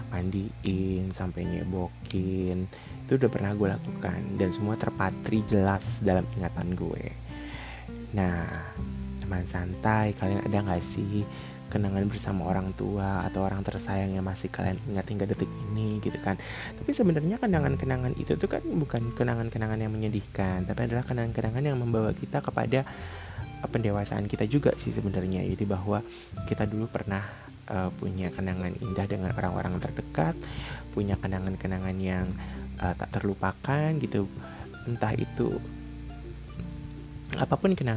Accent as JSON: {"language": "Indonesian", "region": "Java", "country": "Indonesia", "said": "gue tuh bilang bokap gue adalah bapak gitu karena gue orang Jawa"}